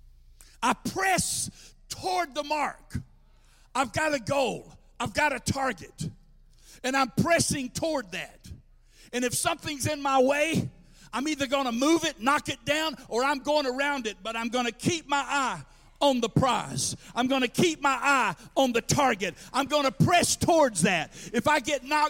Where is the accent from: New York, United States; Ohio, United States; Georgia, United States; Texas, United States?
Georgia, United States; I worked at a farmer's market in my hometown